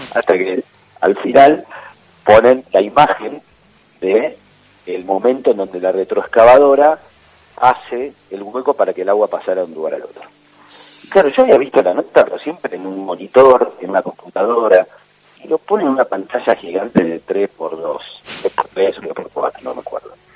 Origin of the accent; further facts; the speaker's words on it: Balcarce, Buenos Aires Province, Argentina; moved away as an adult; now in Buenos Aires, Argentina; soy de Balcarce